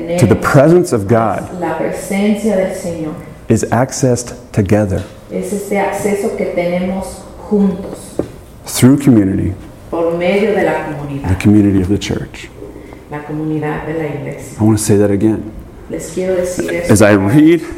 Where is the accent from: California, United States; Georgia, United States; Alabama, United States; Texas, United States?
Georgia, United States; Atlanta; I was born in Atlanta, Georgia